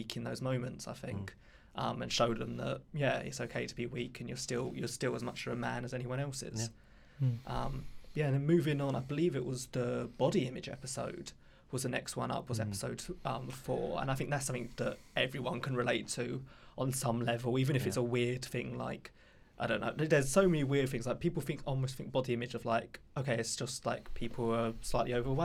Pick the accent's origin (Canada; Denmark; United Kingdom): United Kingdom; London; I come from Southeast London